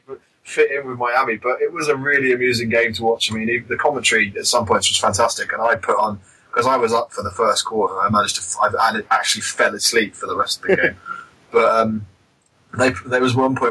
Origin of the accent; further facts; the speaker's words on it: United Kingdom; as UK, as British fans